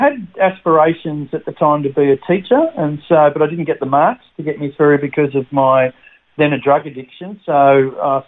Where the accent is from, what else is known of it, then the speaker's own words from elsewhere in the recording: Sydney, New South Wales, Australia; also born or lived in Albury-Wodonga; now in Brisbane, Australia; I'm a country boy, so I was born in Albury, Wodonga, raised there in the country until I was 9 years of age, and then we moved to the Big Smoke of Sydney.